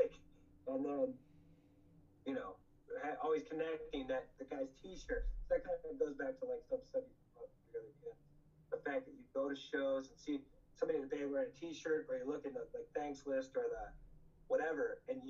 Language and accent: English; New Jersey, United States; It's funny also you say that the band Time's Up played — we're from New Jersey.